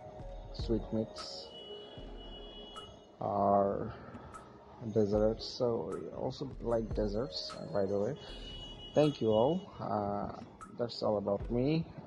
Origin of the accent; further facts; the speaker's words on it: Dhaka, Dhaka Division, Bangladesh; from Dhaka, Bangladesh, and I am a freelancer